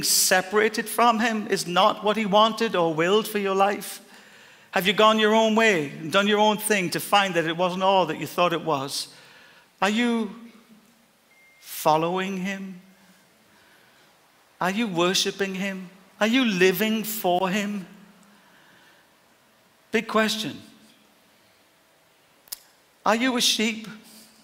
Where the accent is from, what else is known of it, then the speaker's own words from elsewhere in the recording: Ireland; I'm Irish and I'll die Irish